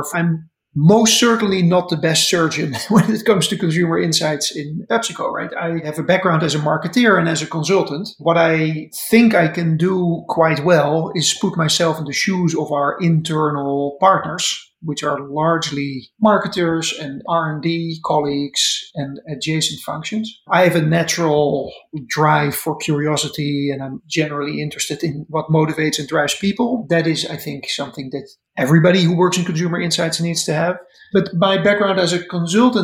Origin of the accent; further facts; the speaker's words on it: Netherlands; moved away as an adult; now in United States; I'm a Dutchman. I grew up in the Netherlands and went to university in Amsterdam.